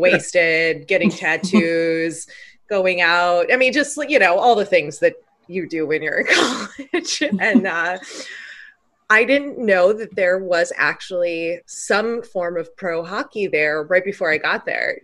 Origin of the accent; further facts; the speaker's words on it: Chicago, Illinois, United States; I'm from Chicago